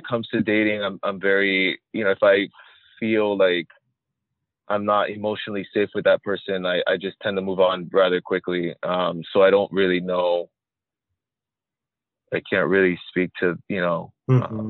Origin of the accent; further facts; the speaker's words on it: Miami, Florida, United States; I live in Miami. I grew up in Miami